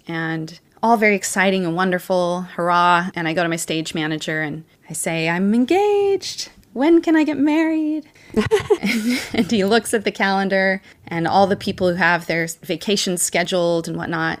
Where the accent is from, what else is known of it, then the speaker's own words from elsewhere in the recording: Puyallup, Washington, United States; moved away as an adult; also born or lived in Missouri / Utah; I was born on an Army base in Missouri, and I was raised in Washington State.